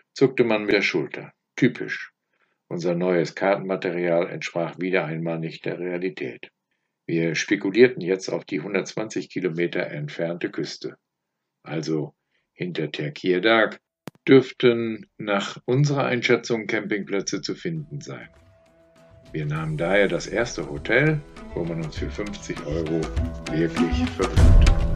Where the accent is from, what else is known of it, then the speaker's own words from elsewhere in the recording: Germany; als Deutsche